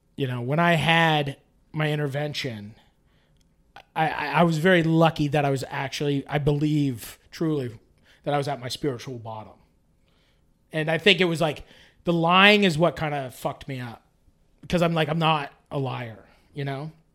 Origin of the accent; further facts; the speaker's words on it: Canada; I'm from Canada